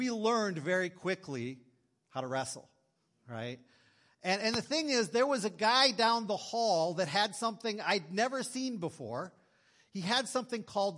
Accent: Green Bay, Wisconsin, United States; moved away as an adult; also born or lived in North Dakota; I grew up in Green Bay, Wisconsin

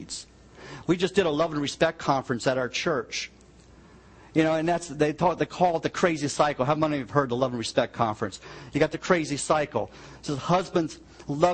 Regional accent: United States; I grew up in the Virginia, West Virginia line

